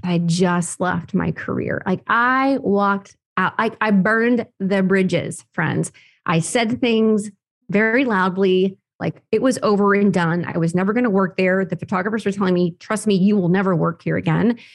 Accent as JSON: {"language": "English", "region": "Oklahoma", "country": "United States", "tie": "born or raised there", "said": "born and raised on a farm, actually in Oklahoma."}